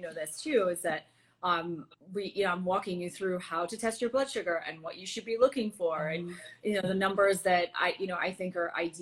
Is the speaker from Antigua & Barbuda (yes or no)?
yes; Antigua & Barbuda; moved away; I'm from Antigua originally, and you know, it's a small island in the Caribbean